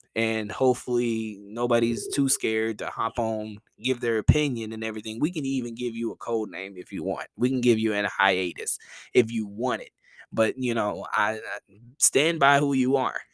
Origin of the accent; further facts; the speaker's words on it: the South, United States; I'm from the South